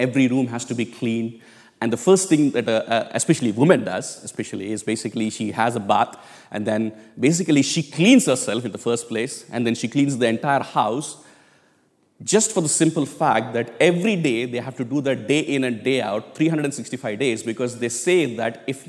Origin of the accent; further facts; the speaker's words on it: India; moved away as an adult; but I grew up in India for 25 years. So I still call it back home, which I need to change it, by the way.